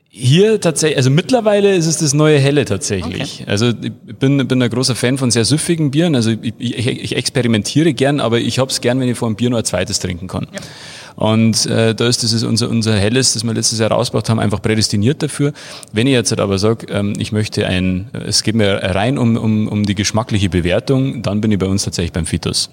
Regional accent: Freising, Bavaria, Germany; ich bin ja quasi hier aufgewachsen, im, im Schatten des Berges

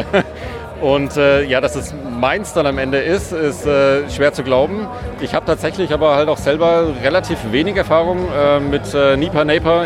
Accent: Würzburg, Bavaria, Germany; moved away; also born or lived in Pforzheim; Ich komme aus Würzburg, also ich bin eigentlich Franke ja? ähm, äh, und äh, bin aufgewachsen, äh, sozialisiert mit Würzburger Hofbräu

